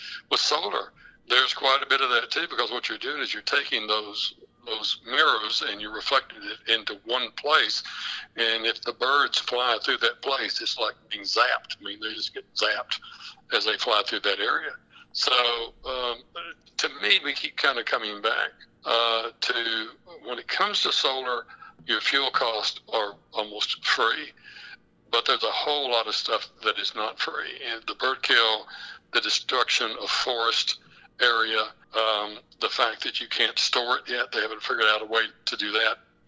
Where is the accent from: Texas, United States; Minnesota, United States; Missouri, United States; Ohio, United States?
Texas, United States; West; I'm actually from the Permian Basin. I'm from West Texas